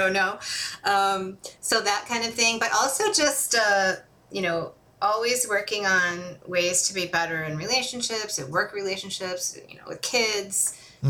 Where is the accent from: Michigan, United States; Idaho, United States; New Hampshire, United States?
Michigan, United States; Holland; It was great growing up there.